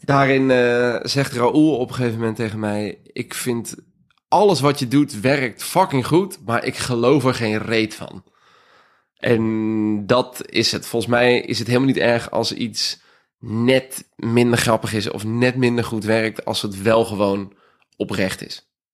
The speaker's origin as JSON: {"language": "Dutch", "region": "South Holland", "country": "Netherlands", "said": "het dorp waar ik vandaan kom"}